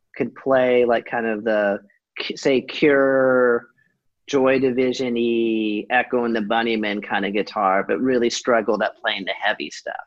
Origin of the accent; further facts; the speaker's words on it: Southern California, United States; growing up in Southern California